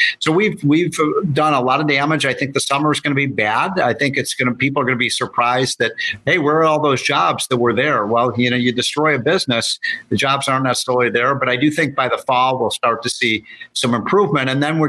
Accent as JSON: {"language": "English", "region": "Illinois", "country": "United States", "tie": "born or raised there", "said": "my home state of Illinois"}